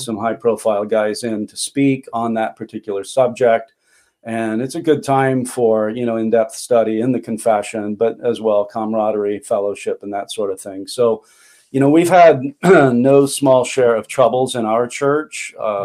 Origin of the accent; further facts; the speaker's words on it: Long Beach, California, United States; moved away as an adult; also born or lived in Palmdale, California; now in Chilliwack, Canada; I was brought up in Long Beach, California